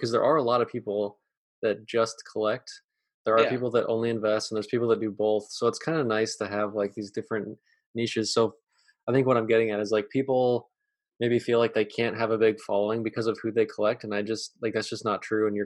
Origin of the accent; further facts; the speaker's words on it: Arizona, United States; I'm from Arizona